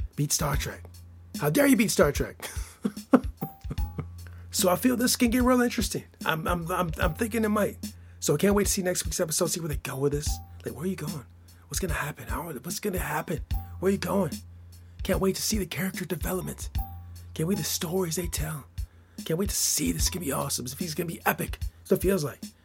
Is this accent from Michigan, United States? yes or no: yes; Michigan, United States; I'm from Michigan